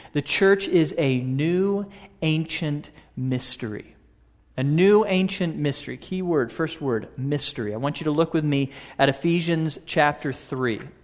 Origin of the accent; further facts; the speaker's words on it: Houston, Texas, United States; a little boy growing up in Houston